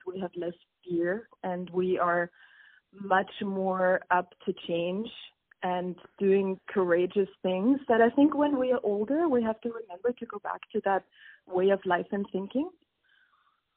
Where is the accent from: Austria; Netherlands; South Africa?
Austria; moved away as an adult; I actually attended a business school in my home country of Austria